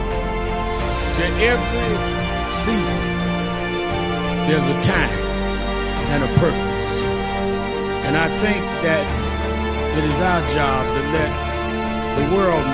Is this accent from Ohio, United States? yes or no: no; New York City, New York, United States; I grew up in Brownsville